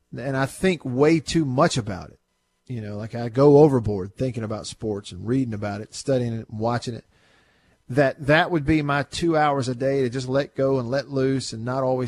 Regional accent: Tupelo, Mississippi, United States; my hometown, where I live now, Tupelo, Mississippi

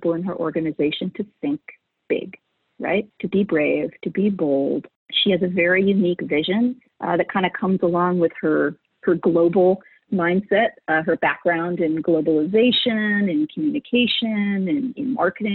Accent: Northern California, United States; I grew up in Northern California, and I love Northern California, and I still live in Northern California

